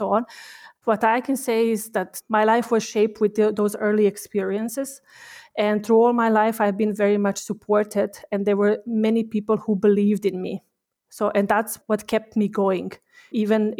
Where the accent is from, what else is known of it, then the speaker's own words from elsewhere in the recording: Bosnia & Herzegovina; moved away as an adult; also born or lived in Sarajevo; now in Austria; my husband and I, we grew up in, both of us, we grew up in Bosnia and Herzegovina.